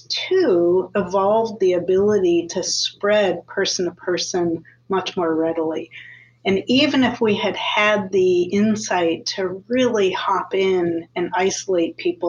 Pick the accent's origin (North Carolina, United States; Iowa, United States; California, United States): Iowa, United States; Iowa City; I grew up in Iowa City